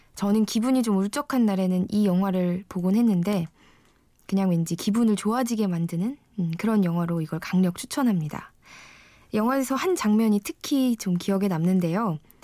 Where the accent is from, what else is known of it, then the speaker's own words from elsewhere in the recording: Wonju, Gangwon, South Korea; 저는 강원도 원주에서 태어났고요